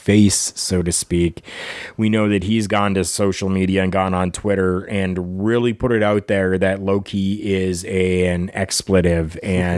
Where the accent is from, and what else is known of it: Canada